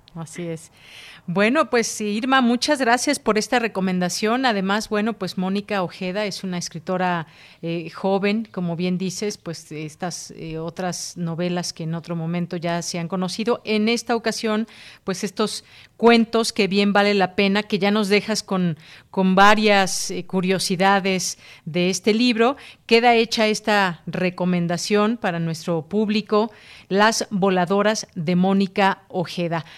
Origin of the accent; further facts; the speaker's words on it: Mexico; aquí en nuestro país